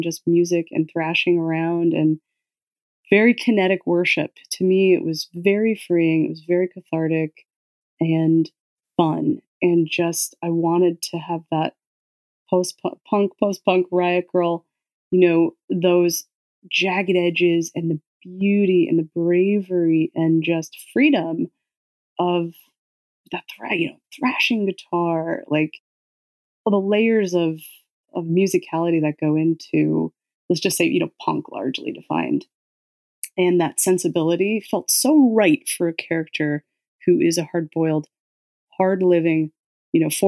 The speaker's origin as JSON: {"language": "English", "town": "Scranton", "region": "Pennsylvania", "country": "United States", "tie": "born or raised there", "said": "I grew up in Scranton, Pennsylvania, which is a scrappy town"}